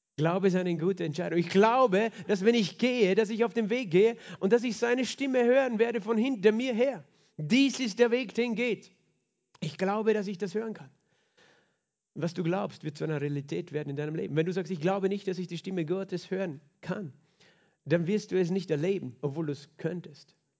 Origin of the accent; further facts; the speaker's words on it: Klagenfurt, Carinthia, Austria; wir gerne am See sind, als Kärntner, als Klagenfurter